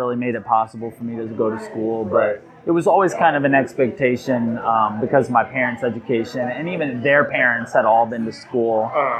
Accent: South Bend, Indiana, United States; born or raised there; also born or lived in Bloomington, Indiana

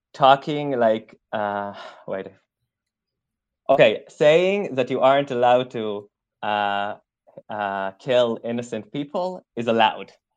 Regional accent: Israel; moved away as an adult; now in Germany; Were born and raised in Israel. So I actually lived in Israel all my life

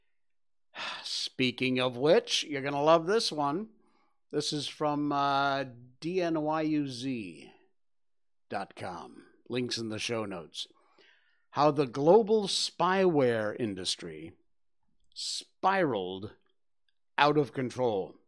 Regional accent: Cornwall, Connecticut, United States; moved away as an adult; now in Malaysia; When I was growing up in Cornwall, Connecticut, it's very rural

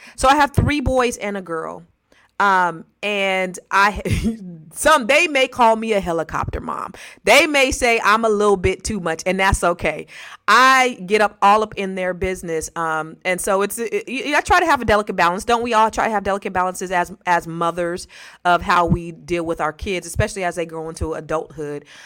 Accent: the Bay Area, California, United States; I'm from the Bay as well

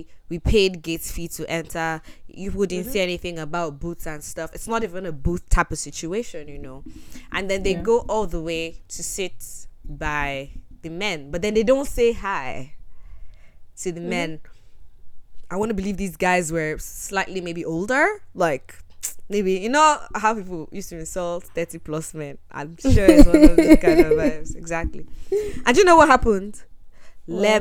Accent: Nigeria; I'm Nigerian. I'm proud of my culture

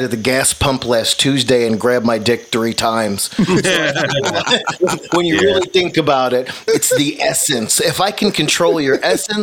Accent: New York City, New York, United States; now in Tulsa, United States; I actually was born and raised in Brooklyn, but I live in Tulsa, Oklahoma

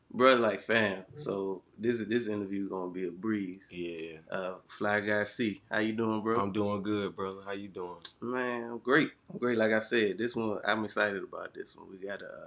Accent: Union, United States; Union is really a small town city, but it really ain't too much for kids to mm-hmm. do down here. It's really like a, a retirement home

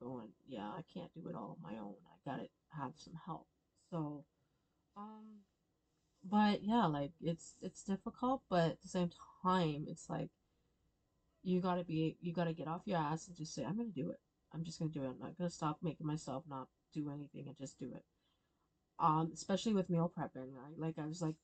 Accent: Stratford, Ontario, Canada; I grew up there. I was born and raised in Stratford, Ontario

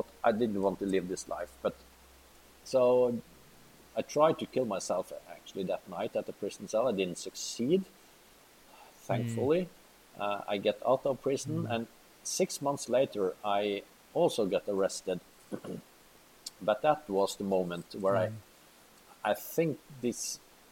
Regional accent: Molde, Møre og Romsdal, Norway; I was pretty famous criminal at the time, because I was in my hometown

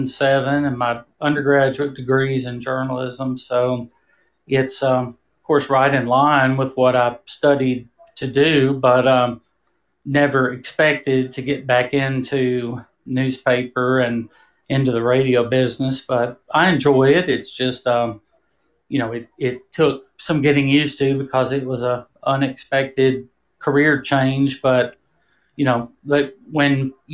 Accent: New Orleans, Louisiana, United States; also born or lived in Houston, Texas; I grew up actually in New Orleans and Houston, Texas.

